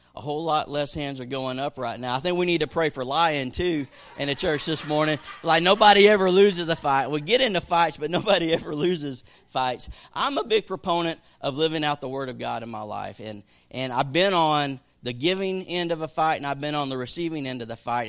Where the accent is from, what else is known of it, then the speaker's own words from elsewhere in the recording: the South, United States; growing up in the South